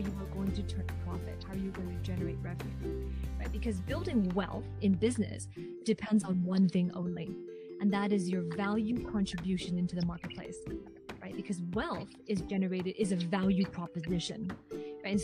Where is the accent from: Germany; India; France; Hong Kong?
Hong Kong; now in Vancouver, Canada; So I am originally from Hong Kong, but currently I am based in Canada on the West Coast in Vancouver, British Columbia